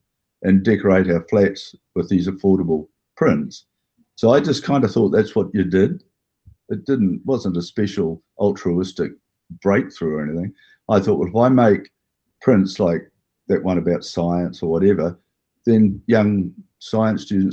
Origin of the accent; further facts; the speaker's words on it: Hastings, Hawke's Bay, New Zealand; now in Auckland, New Zealand; I come from Hastings